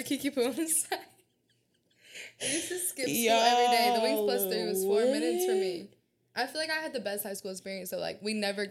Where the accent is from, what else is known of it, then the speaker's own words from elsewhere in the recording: Birmingham, Alabama, United States; Aaron and I grew up in Birmingham.